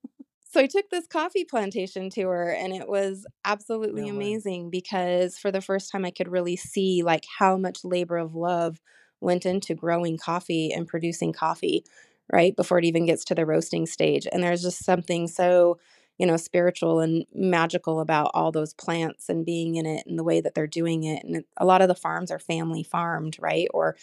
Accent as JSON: {"language": "English", "region": "Wyoming", "country": "United States", "tie": "born or raised there", "said": "I was born and raised in Wyoming. I did leave to go to college."}